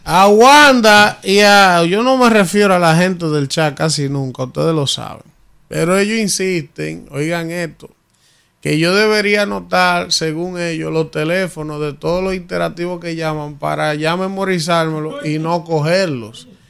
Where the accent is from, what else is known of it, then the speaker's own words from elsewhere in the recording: Dominican Republic; Yo soy más dominicano que cualquiera